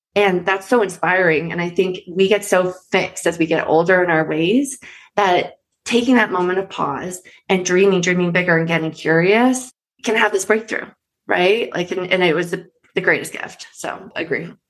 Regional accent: East Coast, United States; now in Colorado, United States; I'm from the East Coast originally

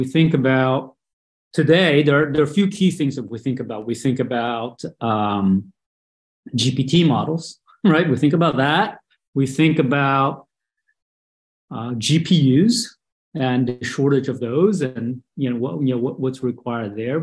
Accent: Brazil; moved away as an adult; also born or lived in Taipei, Taiwan; now in United States; I was born in Taipei and grew up in Brazil

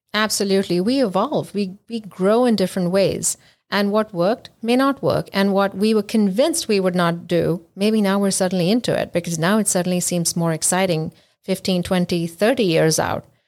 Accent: India; now in United States; I'm from India

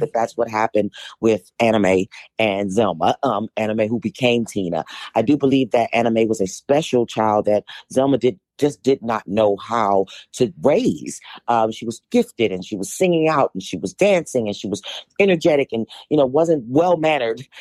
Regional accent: Washington, District of Columbia, United States; I was born and raised in Washington, D C.

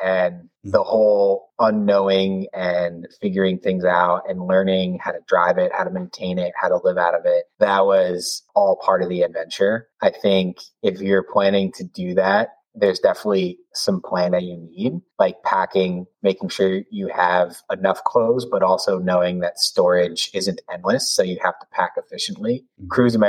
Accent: East Coast, United States; Like I said, growing up in the East Coast, each season has starkly different weather and locations have very different weather.

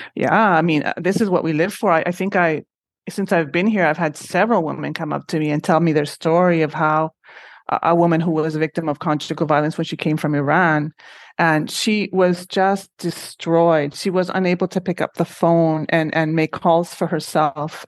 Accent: Honduras; moved away as an adult; also born or lived in Syracuse, United States; now in Montreal, Canada; I am originally from Honduras

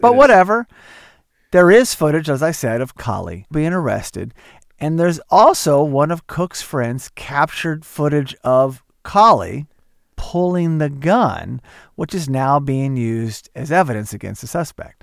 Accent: Oklahoma, United States; growing up in Oklahoma

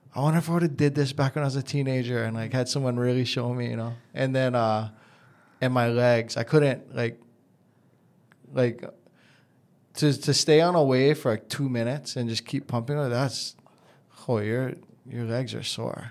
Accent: Hawaii, United States; growing up in Hawaii

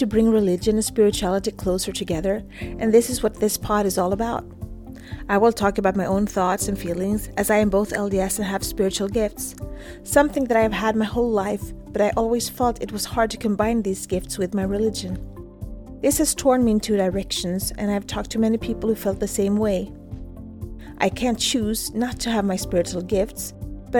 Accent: Sweden; I was born in December 1972 in Sweden

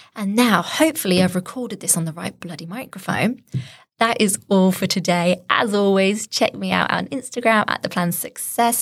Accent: Shropshire, West Midlands, United Kingdom; I'm from Shropshire

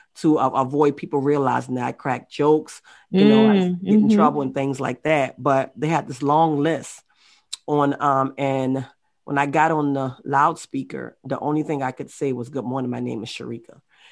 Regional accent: Baltimore, Maryland, United States; moved away; also born or lived in Charleston, South Carolina; I'm the youngest of 5 kids, and I was raised up in a single family household. I moved from Baltimore, Maryland to Charleston, South Carolina.

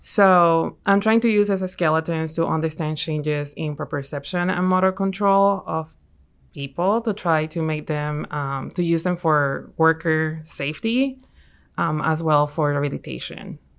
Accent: Puerto Rico; moved away as an adult; also born or lived in Michigan; now in Alabama, United States; I'm from Puerto Rico.

